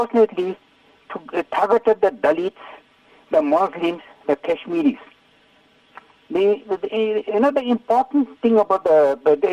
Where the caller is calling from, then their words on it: Ladysmith, KwaZulu-Natal, South Africa; I'm phoning from Lady Smith